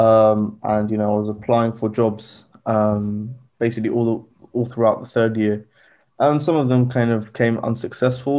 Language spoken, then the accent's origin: English; Southampton, South East England, United Kingdom; also born or lived in Egypt / London; I was born and raised in the UK, um, in Southampton.